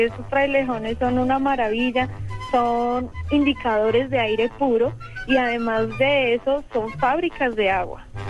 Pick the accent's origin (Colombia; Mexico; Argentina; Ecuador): Colombia; Bogotá; como bogotana jamás había pasado por ahí